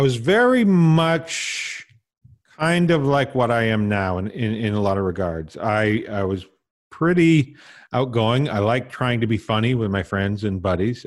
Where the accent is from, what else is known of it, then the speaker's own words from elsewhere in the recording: Tisdale, Saskatchewan, Canada; moved away; also born or lived in Vancouver; I was born and raised in Tisdale, Saskatchewan